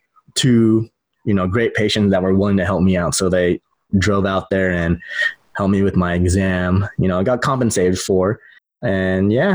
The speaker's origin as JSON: {"language": "English", "town": "San Diego", "region": "California", "country": "United States", "also_born_or_lived": "Midwest", "moved": "as an adult", "lives_now": "Ohio, United States", "said": "I'm from San Diego. I went to the Midwest"}